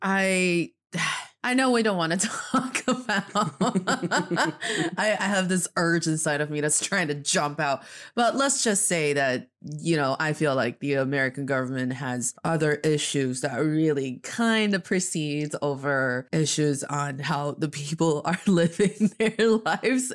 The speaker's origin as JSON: {"language": "English", "region": "Northeast China", "country": "China", "moved": "yes", "lives_now": "Beijing, China"}